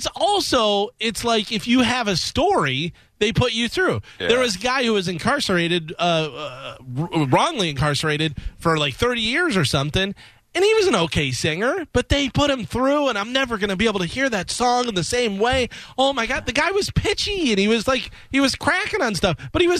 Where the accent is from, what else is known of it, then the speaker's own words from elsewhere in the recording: Chicago, Illinois, United States; Yeah, I'm from Chicago.